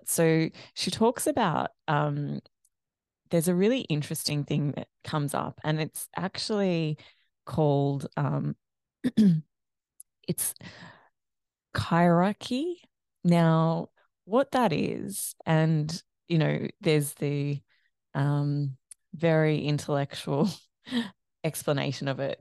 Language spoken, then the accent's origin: English; Australia; also born or lived in Ireland; growing up in Australia